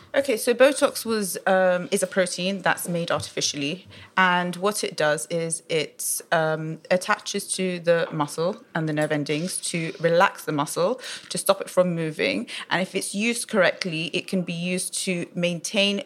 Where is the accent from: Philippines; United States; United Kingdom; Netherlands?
United Kingdom; London; So I was born in London. Uh, my parents are of Iraqi origin. Um, wow. I studied my whole life here